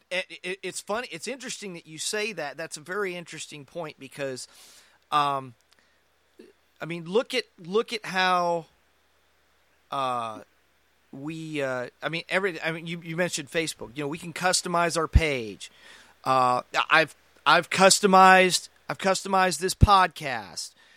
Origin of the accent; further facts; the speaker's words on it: United States; as American Christians, we have a dual citizenship